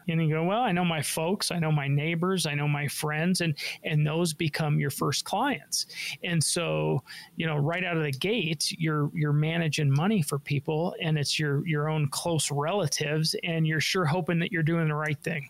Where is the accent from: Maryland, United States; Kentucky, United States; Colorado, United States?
Colorado, United States; Denver; I was born and raised in Denver